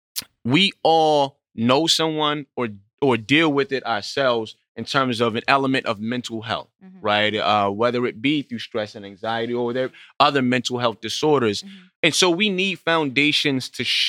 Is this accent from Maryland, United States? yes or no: yes; Baltimore, Maryland, United States; I'm from Baltimore